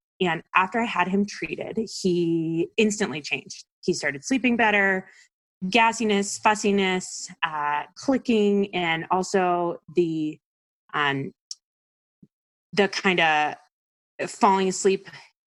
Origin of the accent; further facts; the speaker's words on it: East Coast, United States; I'm from the East Coast